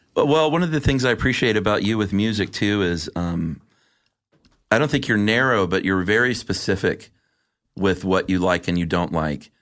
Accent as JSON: {"language": "English", "region": "the South", "country": "United States", "said": "I was from the South"}